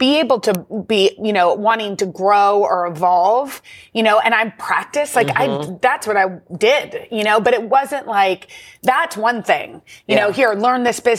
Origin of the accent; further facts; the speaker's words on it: Texas, United States; moved away as an adult; now in New York, United States; I'm from Texas.